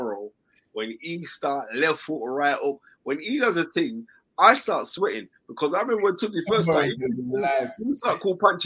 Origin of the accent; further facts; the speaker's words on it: London, United Kingdom; I'm from South London